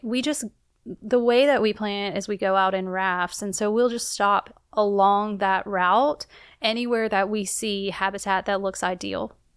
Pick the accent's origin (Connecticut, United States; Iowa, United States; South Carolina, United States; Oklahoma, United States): South Carolina, United States; moved away; Growing up in South Carolina, I was not near a, a source of water